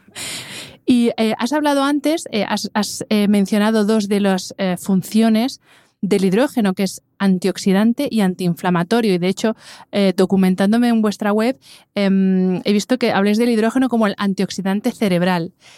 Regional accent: Madrid, Community of Madrid, Spain; yo que soy madrileña, nosotros en Madrid tenemos el dicho

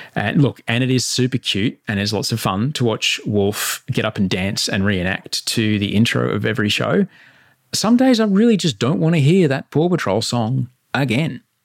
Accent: Queensland, Australia; moved away; I'm in Queensland

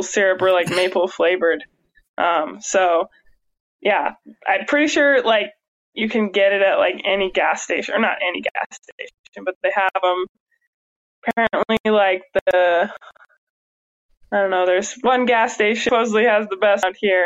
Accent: Pacific Northwest, United States; moved away; also born or lived in Midwest; I grew up in the Pacific Northwest

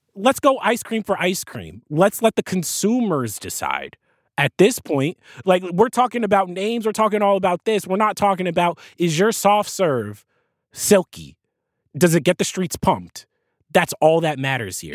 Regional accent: New Jersey, United States; I grew up in New Jersey

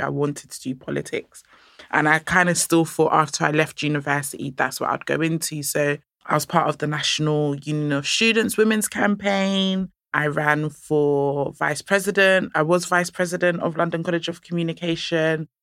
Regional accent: Nigeria; I'm Nigerian

